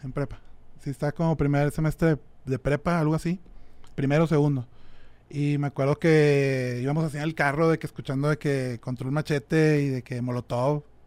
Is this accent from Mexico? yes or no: yes; San Pedro Garza García, Nuevo León, Mexico; soy de Monterrey, de San Pedro.